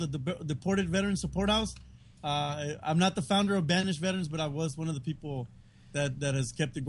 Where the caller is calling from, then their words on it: Tijuana, Baja California, Mexico; also born or lived in United States; I'm calling you guys from Tijuana, Mexico, Baja California.